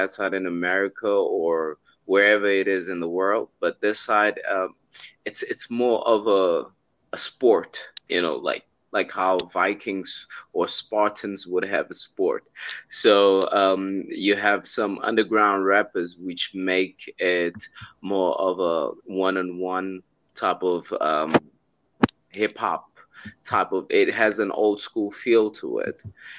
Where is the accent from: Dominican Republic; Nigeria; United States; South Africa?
South Africa; I'm from South Africa.